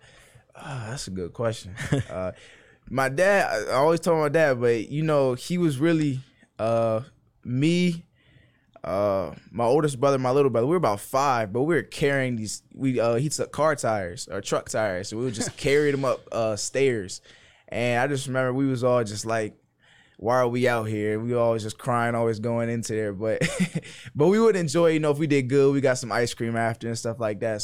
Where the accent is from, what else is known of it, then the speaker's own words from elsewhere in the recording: Maryland, United States; moved away as an adult; now in Blacksburg, United States; I'm from Maryland